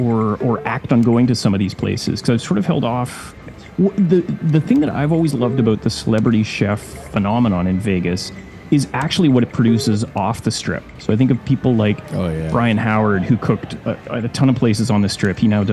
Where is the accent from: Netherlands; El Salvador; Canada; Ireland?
Canada; as a Canadian